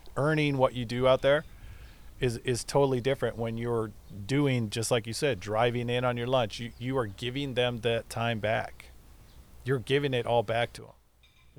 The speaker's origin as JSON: {"language": "English", "town": "Burbank", "region": "California", "country": "United States", "tie": "born or raised there", "also_born_or_lived": "La Palma, California / Buena Park, California / Anaheim Hills, California", "said": "I was born in Burbank, California"}